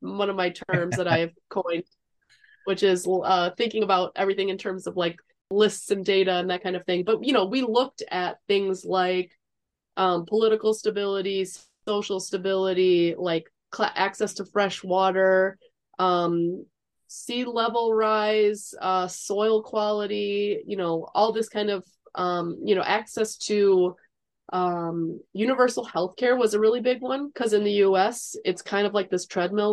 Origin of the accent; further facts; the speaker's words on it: Chicago, Illinois, United States; moved away as an adult; now in Uruguay; I am an American. I grew up in Chicago